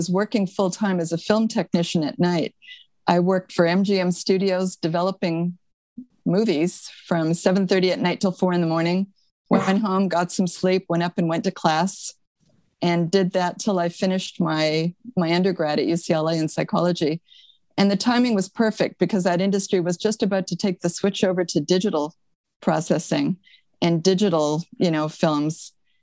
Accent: Montreal, Quebec, Canada; moved away as an adult; now in California, United States; I'm originally from Montreal, Canada. I moved to California when I was 20.

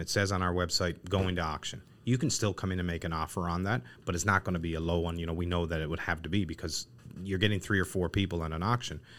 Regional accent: Newfoundland and Labrador, Canada; we're born and raised in Newfoundland.

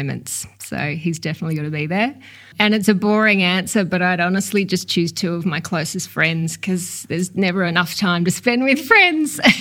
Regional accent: Tasmania, Australia; growing up in Tassie back then

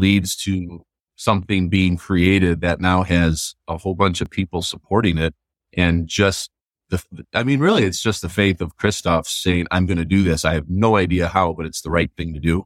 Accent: Grand Rapids, Michigan, United States; I grew up in Grand Rapids

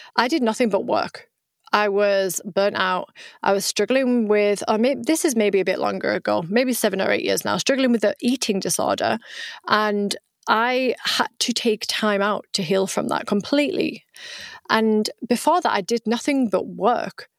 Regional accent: United Kingdom; accent: British; moved away as an adult; also born or lived in Vietnam; now in France; I am British, right? That's where I was born, as you can tell by my accent, but I live in the south of France

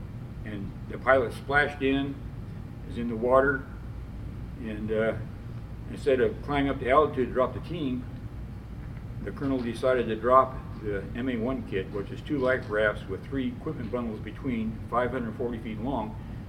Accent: Philippines; I never had a uni suit on because I come from the Philippines

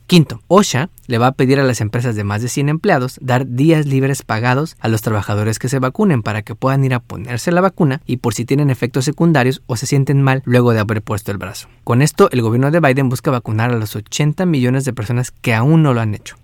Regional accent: Mexico; moved away as an adult; now in New Jersey, United States; Llevo más de 26 años aquí en Estados Unidos y soy orgullosamente mexicana.

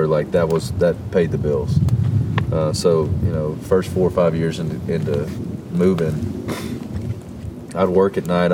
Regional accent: Shreveport, Louisiana, United States; moved away as an adult; now in Nashville, United States; I grew up in Louisiana, Northwest Louisiana

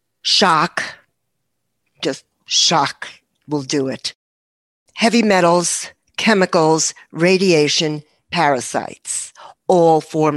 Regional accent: New York, United States; I'm a New Yorker.

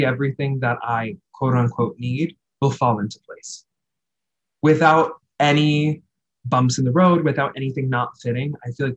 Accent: New York City, New York, United States; I'm a New Yorker

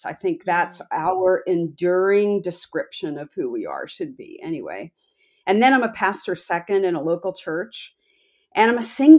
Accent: Philadelphia, Pennsylvania, United States; moved away as an adult; now in Texas, United States; I was born in Philadelphia, Pennsylvania, in that area. So I'm a Yankee

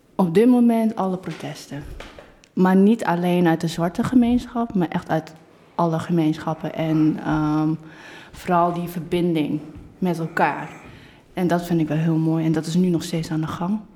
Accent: Netherlands; first language Dutch; hier bent geboren, hier bent opgegroeid, hier de Nederlandse taal beheerst. En eigenlijk wat, dat dat ook mijn moedertaal is

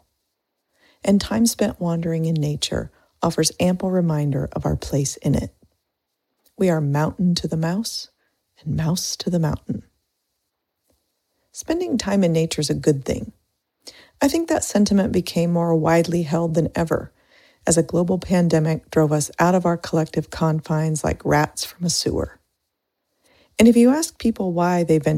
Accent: Indiana, United States; moved away; Growing up in Indiana

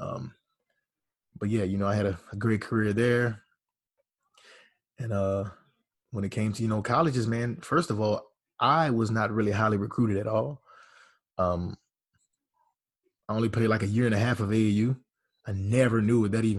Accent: Louisiana, United States; I'm from Caracol, Louisiana, small town in Louisiana.

